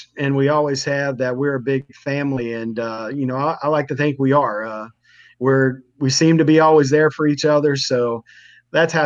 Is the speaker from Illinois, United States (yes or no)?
no; Northern Kentucky, United States; I grew up around Coach Trame, his family in Northern Kentucky